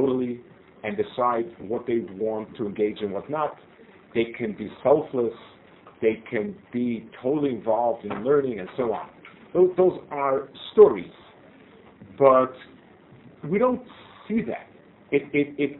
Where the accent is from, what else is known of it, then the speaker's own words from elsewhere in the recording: United States; moved away as an adult; now in Israel; I grew up in the States